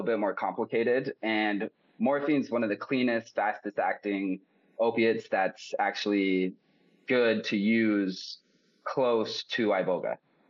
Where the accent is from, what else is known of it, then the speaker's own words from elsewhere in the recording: Spokane, Washington, United States; moved away as an adult; also born or lived in Phoenix, Arizona; now in San Pancho, Mexico; I was born in Spokane, Washington, and continued to live kind of around the Northwest most of my, till like my 20s.